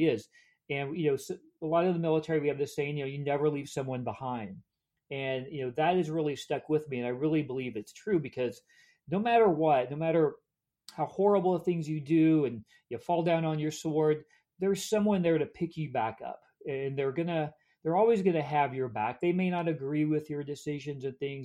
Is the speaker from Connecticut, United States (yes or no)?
no; Kansas, United States; moved away as an adult; also born or lived in Dallas, Texas; I grew up in Kansas as a preacher's kid, PK. So my dad was a Methodist minister. And I grew up in really some small towns in Kansas, moved around quite a bit